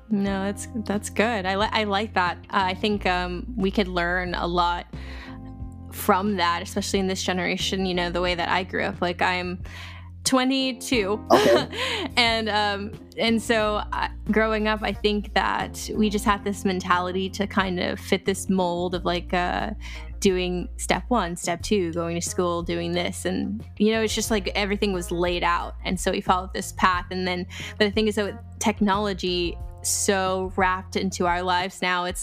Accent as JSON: {"language": "English", "region": "California", "country": "United States", "tie": "born there", "said": "I was born in Cali."}